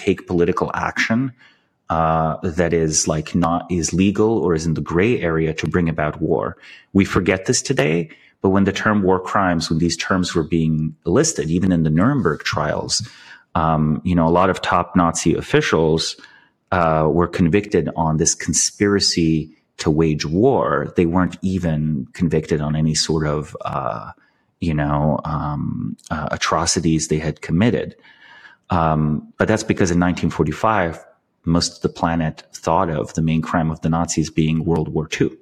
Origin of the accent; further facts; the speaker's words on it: Slovenia; I'm from Slovenia. We have this like very dark sense of humor